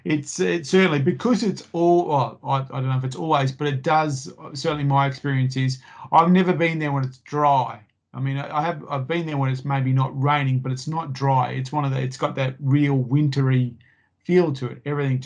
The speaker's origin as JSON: {"language": "English", "region": "Queensland", "country": "Australia", "said": "So, you know, as a Queenslander, you're going to be thermally challenged there."}